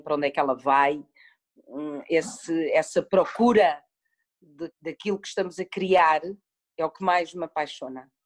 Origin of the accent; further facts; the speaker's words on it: Portugal; also born or lived in Madrid, Spain; fui viver com a minha mãe e com o meu pai para a Espanha, para Madrid. Fiquei lá seis anos, voltei para Portugal quando tinha seis anos